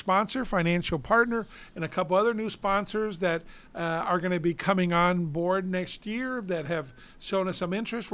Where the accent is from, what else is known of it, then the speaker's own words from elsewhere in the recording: Downey, California, United States; the city of Downey benefits. That's my hometown